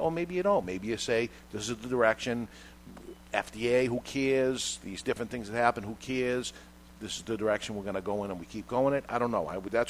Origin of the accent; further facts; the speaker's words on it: Boston, Massachusetts, United States; as a Red Sox fan or as a guy from Boston, I automatically say the Red Sox because this is where I'm from.